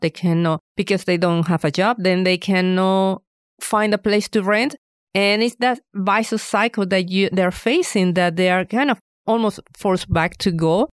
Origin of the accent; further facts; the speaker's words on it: Venezuela; moved away as an adult; now in Fayetteville, United States; I am originally from Venezuela